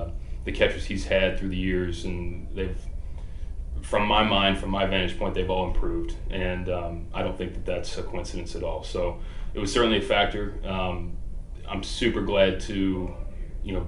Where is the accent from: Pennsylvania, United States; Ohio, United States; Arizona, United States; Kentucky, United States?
Kentucky, United States; Kentucky side of the river, United States; I grew up on the Kentucky side of the river, but yeah, grew up going to Reds games, Bengals fan